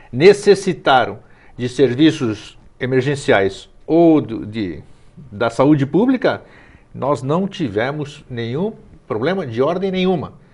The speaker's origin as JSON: {"language": "Portuguese", "region": "São Paulo", "country": "Brazil", "lives_now": "Florianópolis, Brazil", "said": "Eu estou aqui em Florianópolis fazem 20 anos. Eu vim de São Paulo, vim de um centro grande"}